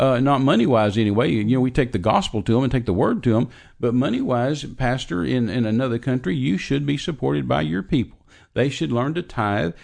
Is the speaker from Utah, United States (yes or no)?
no; Texas, United States; I'm an American. I was born in Texas.